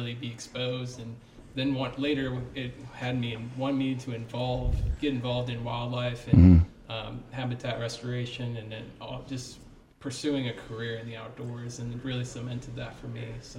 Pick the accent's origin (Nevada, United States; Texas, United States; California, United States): Texas, United States; I grew up in Texas with my family